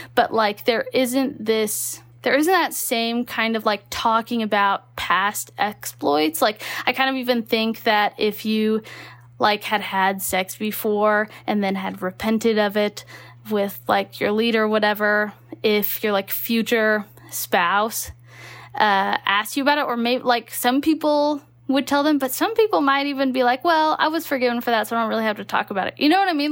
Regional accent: Texas, United States; moved away; also born or lived in Utah; I grew up in Texas

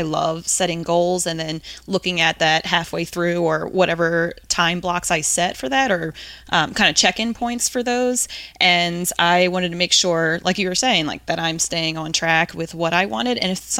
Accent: New Jersey, United States; now in Cincinnati, United States; So I'm originally from the East Coast, grew up in Jersey and went to school in Virginia

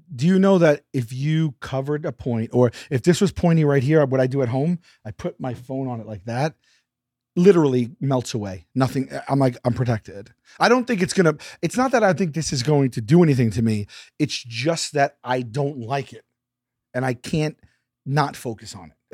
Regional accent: New York City, New York, United States; Born and raised in Staten Island, New York.

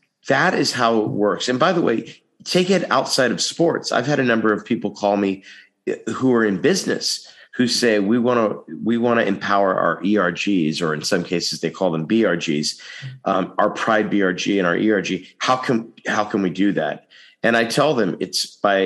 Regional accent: Texas, United States; now in Los Angeles, United States; My home state also. So, you know, I come from a state where a lot of people say, let's not upset anything

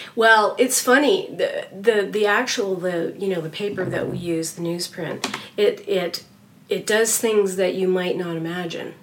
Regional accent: Canada; I'm Canadian.

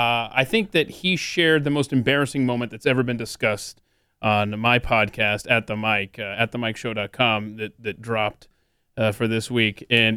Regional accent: Atlanta, Georgia, United States; born or raised there

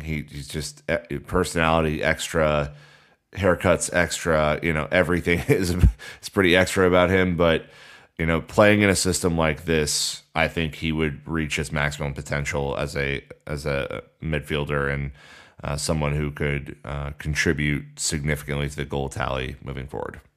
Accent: United States; as an American

